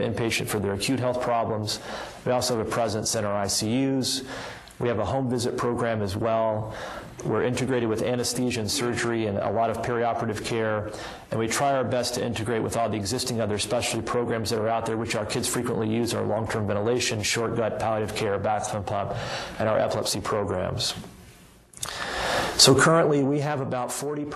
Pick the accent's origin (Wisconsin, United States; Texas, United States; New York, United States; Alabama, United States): Alabama, United States; now in Boston, United States; I have a history of growing up in Alabama